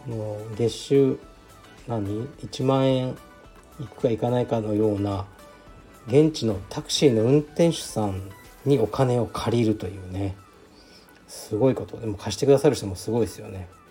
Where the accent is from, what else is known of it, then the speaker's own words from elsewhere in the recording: Fukuoka, Japan; now in Tokyo, Japan; 僕の出身地ですね東区カシーという特に何もない町なんですがまあ近くにカシーエ園っていうねあの遊園地があって僕もよく子供の頃から行ってた